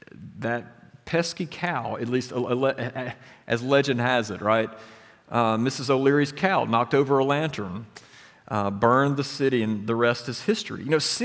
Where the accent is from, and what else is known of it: Carrollton, Alabama, United States; born or raised there